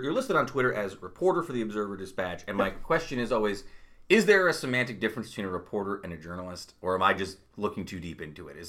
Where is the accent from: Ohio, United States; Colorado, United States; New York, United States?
New York, United States; Utica; also born or lived in Brooklyn, New York; I grew up in South Utica before my little Brooklyn tour